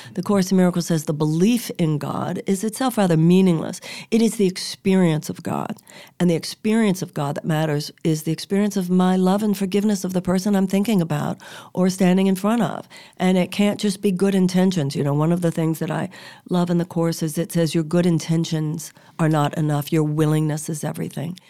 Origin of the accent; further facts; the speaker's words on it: United States; we're American